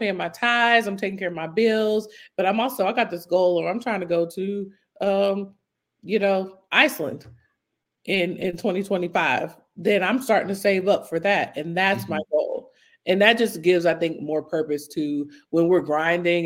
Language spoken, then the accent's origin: English; United States; being American